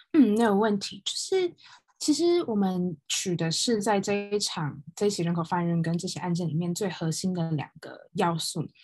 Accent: Taiwan; now in United Kingdom; 同时台湾人

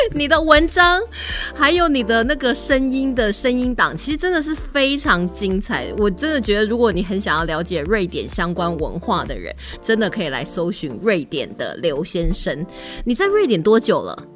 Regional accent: Taiwan; 是让我们台湾人会觉得，啊，不会吧？

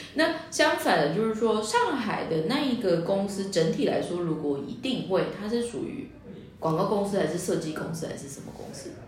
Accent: Taiwan; 我们台湾人

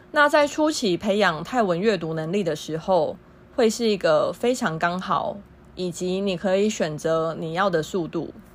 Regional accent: Taiwan; also born or lived in Thailand; 一对台湾姐妹

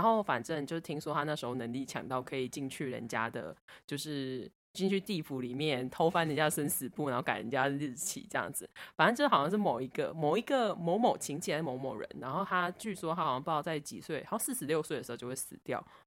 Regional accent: Budai, Chiayi County, Taiwan; moved away; 我的故乡布袋有关，然后就是我们布袋那边有一个

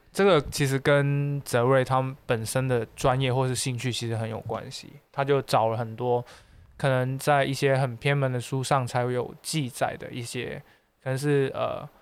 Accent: Xiamen, Fujian, China; moved away; also born or lived in Macau; 还是一个厦门人，嗯。因为我从小兼职在厦门生活过

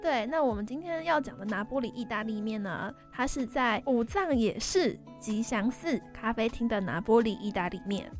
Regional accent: Chiayi, Taiwan; 我是嘉义人

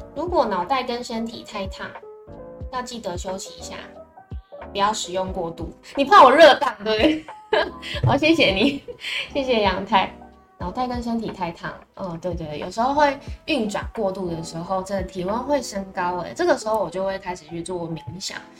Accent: Tainan, Taiwan; 我发现身为台南人

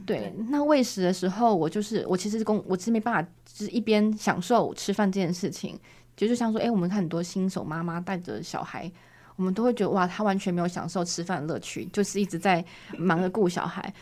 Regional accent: Taiwan; 台湾人的话，就是目前就是我一位

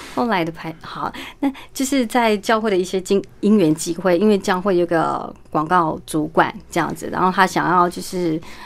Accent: Yunlin County, Taiwan; moved away; 在云林的麦当劳，在我老家

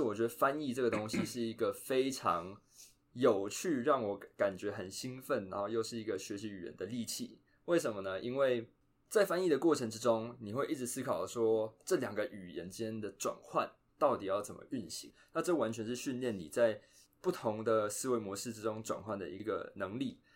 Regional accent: Taiwan; first language Chinese; moved away as an adult; now in United States; 我们在台湾这个环境，主要接触，当然中文会接触嘛。那可能，呃，还有其他母语，比如说台语啊、客家话，或是原住民语。那再来第二个语言就是英文嘛

